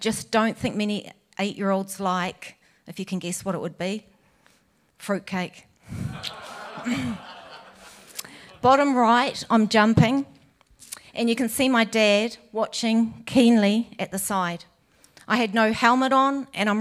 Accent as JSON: {"language": "English", "region": "Gisborne", "country": "New Zealand", "tie": "born or raised there", "moved": "yes", "lives_now": "Tauranga, New Zealand", "said": "I'm originally from Gisborne and we grew up on a small farm close to the city next to a primary school."}